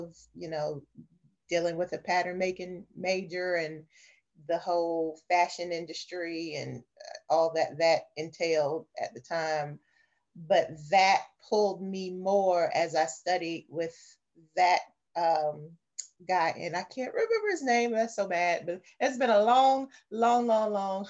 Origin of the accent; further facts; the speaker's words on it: New York City, New York, United States; also born or lived in the South (US); I was born and bred in the South, buttered and jellied in New York City. So I'm not quite fully Southern